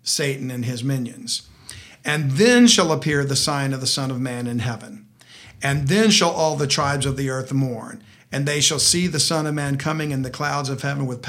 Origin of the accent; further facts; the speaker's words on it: South Louisiana, United States; I grew up in South Louisiana.